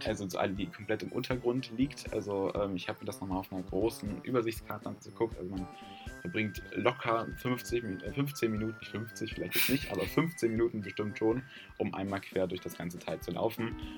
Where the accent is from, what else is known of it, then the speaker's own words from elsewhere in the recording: Germany; bei uns in Deutschland